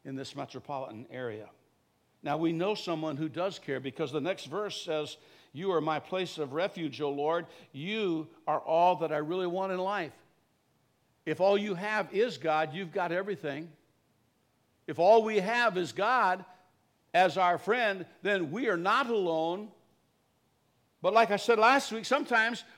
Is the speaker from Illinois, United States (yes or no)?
yes; Creed, Illinois, United States; Little town I kind of did most of my growing up in Creed, Illinois.